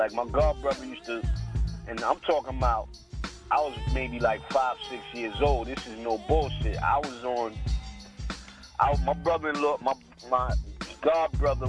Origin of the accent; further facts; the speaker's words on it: Brooklyn, New York, United States; born there; I was born in Brooklyn, you know what I'm saying?